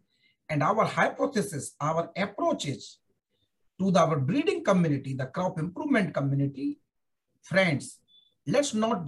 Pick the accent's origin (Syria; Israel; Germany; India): Germany; And when I joined DecreeSat way back in 2005, and as I told you earlier, I came from Germany.